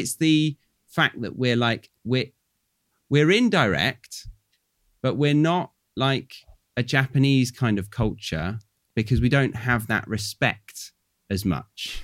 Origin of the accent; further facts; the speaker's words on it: United Kingdom; moved away as an adult; now in Australia; I'm British